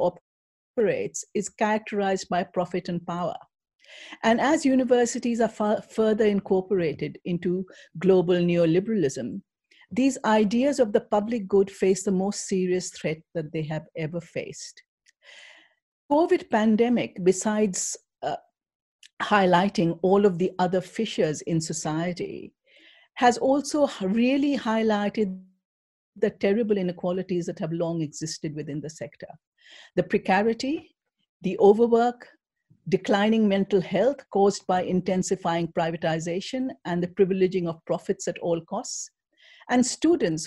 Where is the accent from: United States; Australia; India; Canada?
India; moved away; I come from India